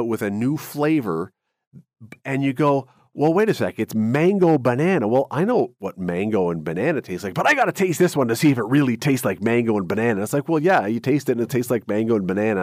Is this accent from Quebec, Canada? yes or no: no; Toronto, Ontario, Canada; I grew up in Toronto.